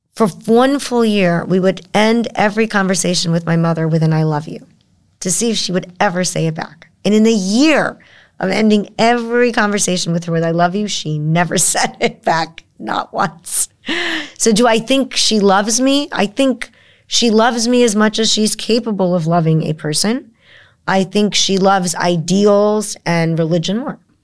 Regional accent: United States; I'm an American

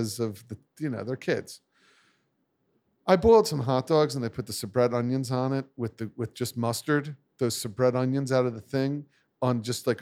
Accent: New Jersey, United States; we're from the Northeast here, and particularly New Jersey

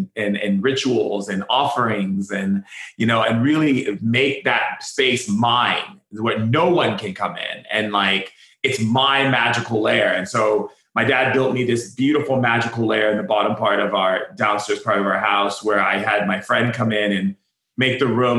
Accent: Foster City, California, United States; also born or lived in Oahu, Hawaii; I grew up in Foster City and Hawaii. So between two, we had places in both places. So we'd go back and forth in the mainland and then in Oahu.

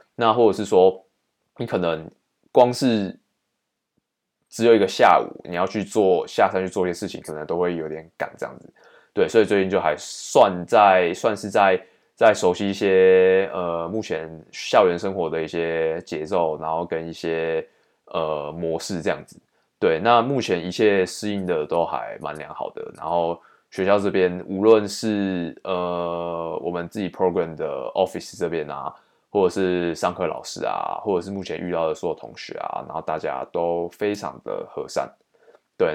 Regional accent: Taiwan; 我们台湾这边有在用的汉字

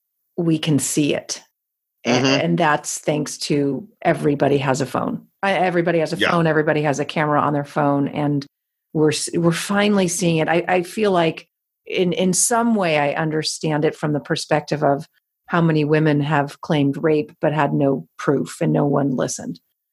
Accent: Los Angeles, California, United States; Oh, I mean, having been born and raised in Los Angeles, this isn't the first time we've had riots

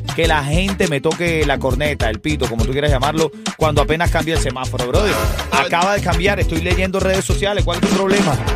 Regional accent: Venezuela; los venezolanos

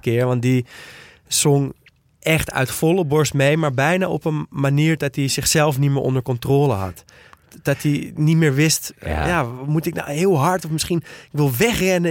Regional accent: Netherlands; als Nederlander

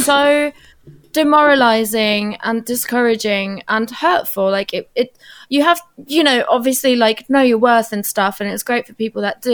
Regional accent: Germany; now in United Kingdom; I'm half Portuguese, half Turkish, and that like I grew up in Germany

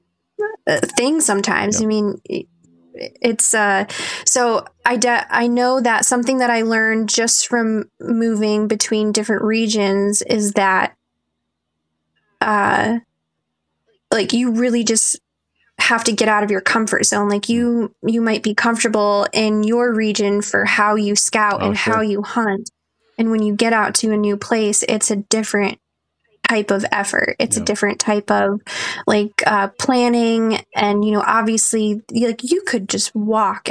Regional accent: Ohio, United States; moved away as an adult; now in North Dakota, United States; growing up in Ohio

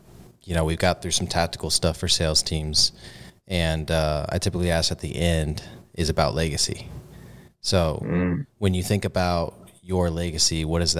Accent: San Antonio, Texas, United States; accent: Texan; also born or lived in Corpus Christi, Texas; I grew up around San Antonio. I moved to Corpus when I was 18, and that's like more of a beach city and a smaller city. I grew up in the suburbs

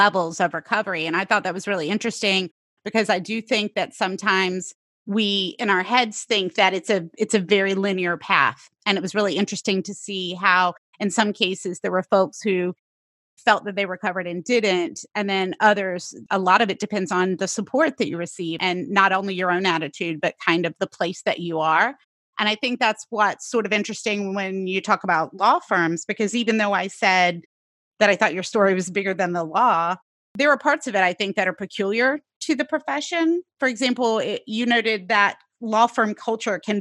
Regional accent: the rural South, United States; I grew up in the South, the rural South

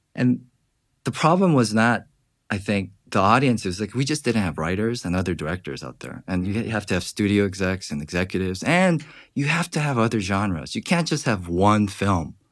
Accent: Georgia, United States; moved away; growing up in Georgia

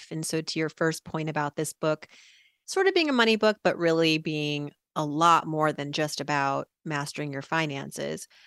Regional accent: Worcester, Massachusetts, United States; born there; i am the daughter of immigrants from iran they moved here my parents in the late 70s and I was born in 1980 in Worcester, Massachusetts.

